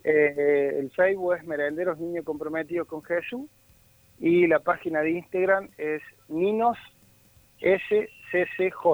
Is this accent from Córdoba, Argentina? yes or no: yes; Córdoba, Argentina; yo soy del Bajo Yopeyu